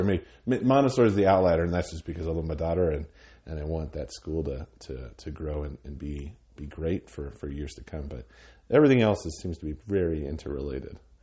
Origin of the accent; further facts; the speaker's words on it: Cheyenne, Wyoming, United States; also born or lived in Laramie, Wyoming / Minneapolis, Minnesota; I grew up in Cheyenne. My father was, uh, in the Air Force, so we moved around when I was a kid, but from about third grade on, um, I lived in, in Cheyenne